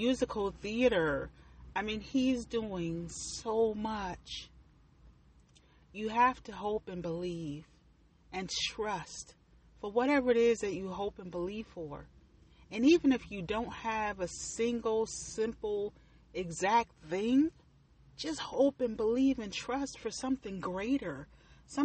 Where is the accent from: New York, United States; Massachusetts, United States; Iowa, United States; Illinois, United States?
New York, United States; Buffalo; moved away as an adult; I grew up in Buffalo, New York. I lived there mostly all of my life.